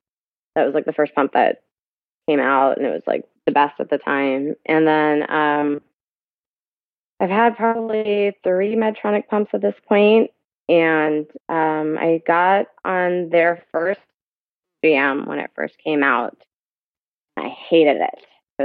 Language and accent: English; Orange, California, United States; born there; also born or lived in Pakistan; I was born here in Orange, California. Mm-hmm. I moved back to Pakistan, which is where my parents are originally from, when I was 7 or 8.